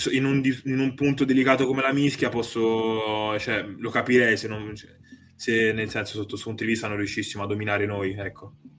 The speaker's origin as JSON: {"language": "Italian", "region": "Tuscany", "country": "Italy", "moved": "yes", "lives_now": "Veneto, Italy", "said": "da toscano"}